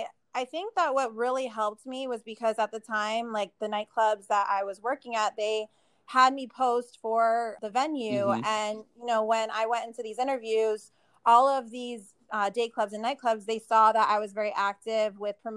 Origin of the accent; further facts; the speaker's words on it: Arizona, United States; also born or lived in Las Vegas; And then I realized that, you know, I'm from Arizona. I've already like, you know, experienced everything that I felt Arizona had to offer me at that time.